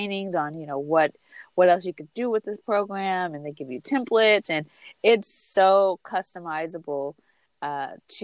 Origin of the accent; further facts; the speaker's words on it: California, United States; from Cali